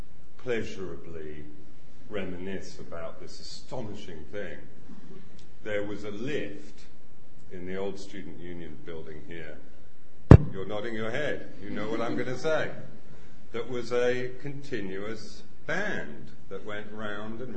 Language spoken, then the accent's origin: English; London, United Kingdom; I grew up in the Hampstead Garden suburb in North London